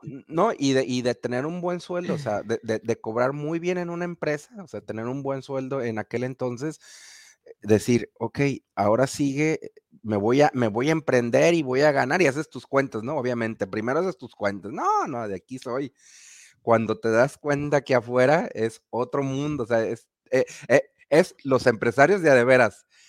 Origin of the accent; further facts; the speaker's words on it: Guadalajara, Jalisco, Mexico; de México, de la ciudad de Guadalajara, Jalisco, para el occidente de la República Mexicana